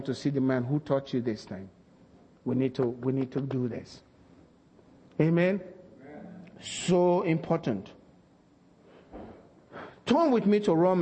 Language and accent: English; Nigeria; moved away as an adult; now in United States; we were raised in Nigeria.